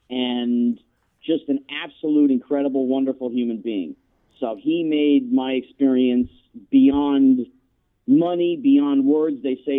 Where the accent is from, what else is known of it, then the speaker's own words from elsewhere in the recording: New Jersey, United States; moved away as an adult; now in Southern California, United States; I grew up back east in New Jersey, and I put in my 18 winters, and I had enough.